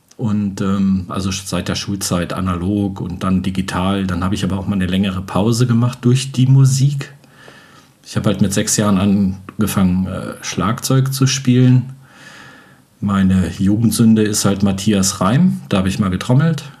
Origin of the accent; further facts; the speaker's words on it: Göttingen, Lower Saxony, Germany; moved away; also born or lived in Wolfsburg-Braunschweig area / Norddeich; ursprünglich komme ich aus Göttingen